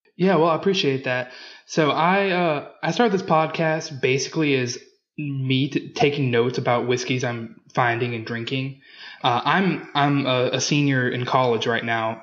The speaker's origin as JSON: {"language": "English", "region": "Louisiana", "country": "United States", "said": "I'm from Louisiana."}